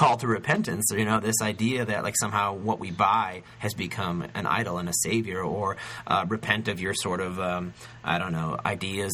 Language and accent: English; United States; we Americans